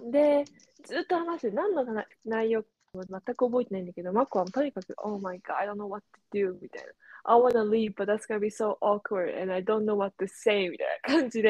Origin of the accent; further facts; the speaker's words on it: Japan; moved away; どこから来たのって感じ言れて、日本からだよって言って